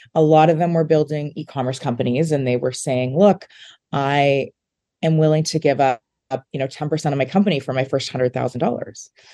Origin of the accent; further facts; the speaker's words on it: Saskatchewan, Canada; moved away; growing up in Saskatchewan